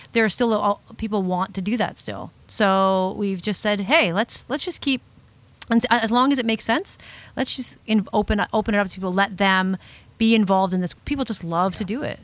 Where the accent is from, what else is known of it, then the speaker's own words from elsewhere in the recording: Sarnia, Ontario, Canada; moved away as an adult; her and I grew up in the Sarnia area together